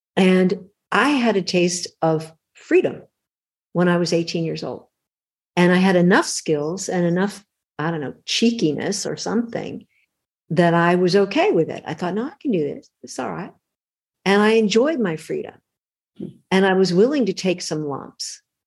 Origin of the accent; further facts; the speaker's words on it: Los Angeles, California, United States; I grew up in LA. I was born in Hollywood, California, of all the crazy places to be born.